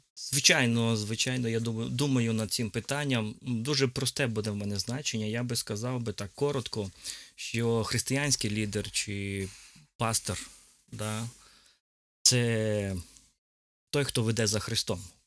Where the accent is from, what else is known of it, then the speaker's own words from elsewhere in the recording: Dubno, Rivne Oblast, Ukraine; also born or lived in Donetsk / Lipetsk; now in Semyduby, Ukraine; я народився в місті Дубно і був в церкві Віфанія десь двох років